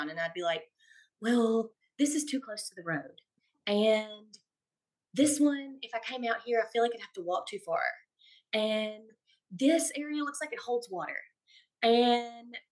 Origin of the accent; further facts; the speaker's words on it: Stuttgart, Arkansas, United States; also born or lived in Fayetteville, Arkansas / White Hall, Arkansas; I grew up in a small town, Southeast Arkansas, Stuttgart